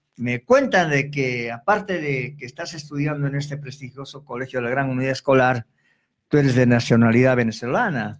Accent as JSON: {"language": "Spanish", "region": "Arequipa", "country": "Peru", "said": "Nosotros los arequipeños"}